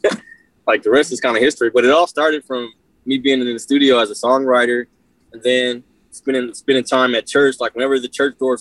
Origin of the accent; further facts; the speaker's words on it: Inglewood, California, United States; I grew up in Inglewood, moved around a little bit, but born and raised